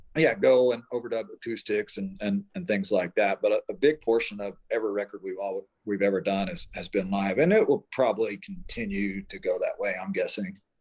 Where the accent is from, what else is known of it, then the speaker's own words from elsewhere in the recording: Oklahoma, United States; now in Denver, United States; I grew up in Oklahoma, small town Oklahoma